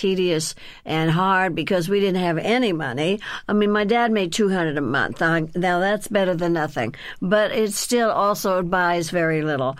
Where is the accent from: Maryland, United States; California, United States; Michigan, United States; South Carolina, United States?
California, United States; Burbank; also born or lived in Texas; In Burbank, California, where I was raised. See, we came from Texas because we were really poor